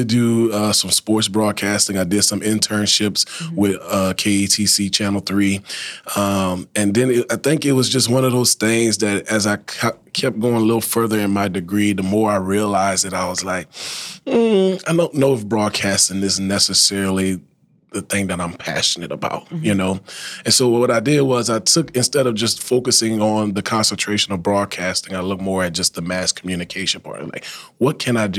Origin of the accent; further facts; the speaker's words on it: Thibodaux, Louisiana, United States; now in Lafayette, United States; I'm initially from Thibodaux, Louisiana. I was born and raised there, spent all of my childhood and young adult life there, until I graduated from high school in 2012